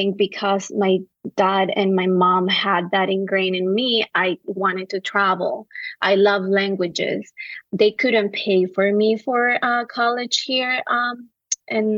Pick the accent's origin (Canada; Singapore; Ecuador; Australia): Ecuador; Quevedo, Los Ríos; now in New York City, United States; I was raised and I was born in a small town called Quevedo in the coast of Ecuador